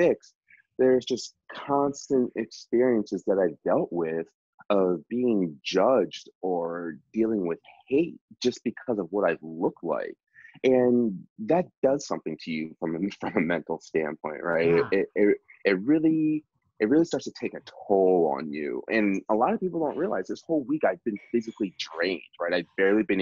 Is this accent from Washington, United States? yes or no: no; outside of Philadelphia, Pennsylvania, United States; I grew up outside of Philly